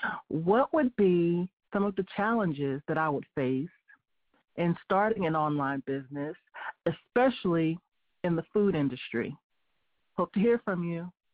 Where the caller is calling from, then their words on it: Lewisburg, North Carolina, United States; I'm calling from Lewisburg, North Carolina.